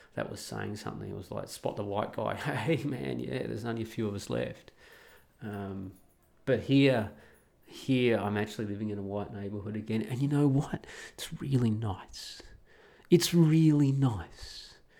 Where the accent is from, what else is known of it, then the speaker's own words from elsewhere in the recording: Australia; moved away as an adult; just like I was as an Australian